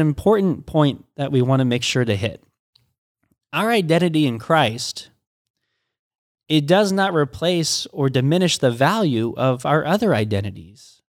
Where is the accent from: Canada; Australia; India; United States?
United States; I was born in America